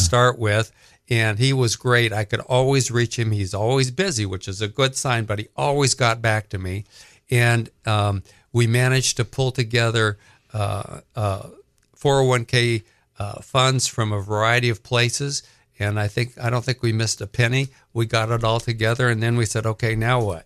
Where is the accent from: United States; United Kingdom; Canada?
United States; Colorado; also born or lived in Southern California; now in Greenville, United States; We grew up in Colorado.